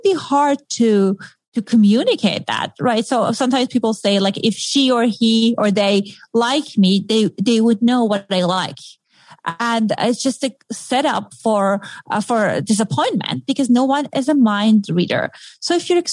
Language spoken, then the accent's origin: English; Iran; accent: Middle Eastern; moved away; I grew up in Iran in a very modern family